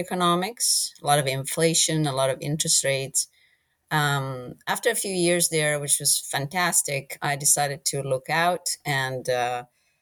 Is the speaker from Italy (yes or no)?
yes; Italy; moved away as an adult; also born or lived in England; now in United States; I'm originally from Italy